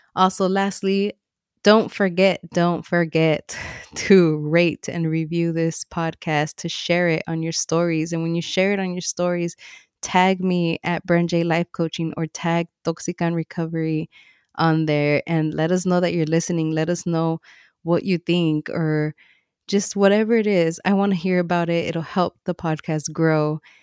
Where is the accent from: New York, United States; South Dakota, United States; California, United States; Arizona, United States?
California, United States; Los Angeles; I grew up in Watts